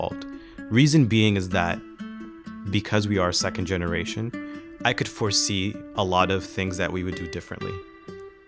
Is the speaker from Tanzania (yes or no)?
yes; Zanzibar, Tanzania; also born or lived in Oman; I'm an Afro-Arab from Zanzibar and Oman